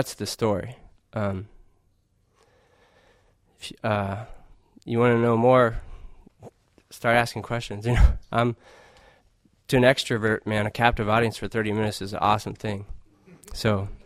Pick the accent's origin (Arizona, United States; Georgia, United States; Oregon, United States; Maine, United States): Arizona, United States; I grew up in Arizona mostly